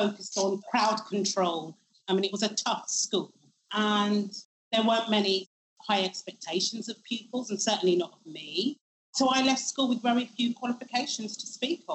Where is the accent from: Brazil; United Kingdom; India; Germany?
United Kingdom; London; I grew up in Shepherd's Bush in West London, and I went to school on the White City Estate